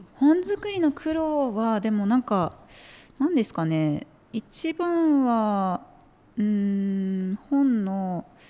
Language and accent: Japanese; Nakano, Tokyo, Japan; moved away as an adult; now in Shiwa, Japan; 私はもともと東京の中野区出身なんですけど